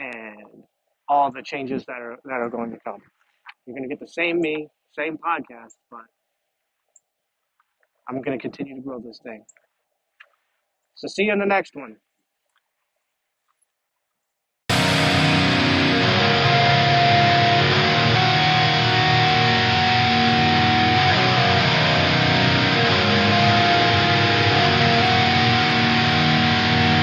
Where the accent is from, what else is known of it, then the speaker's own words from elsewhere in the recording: Aberdeen, Ohio, United States; I'm a nobody from Aberdeen, Ohio